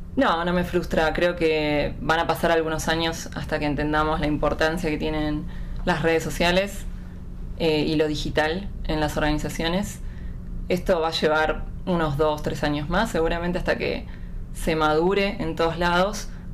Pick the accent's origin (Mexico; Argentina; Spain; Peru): Argentina; Buenos Aires; de Buenos Aires, Argentina